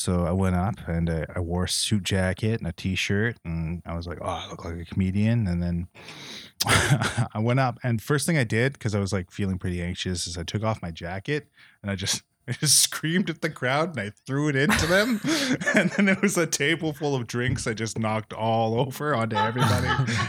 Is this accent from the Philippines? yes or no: yes; Philippines; now in Toronto, Canada; I'm Filipino. I was like, I didn't think I felt that much shame when I moved to Toronto, but I guess I did.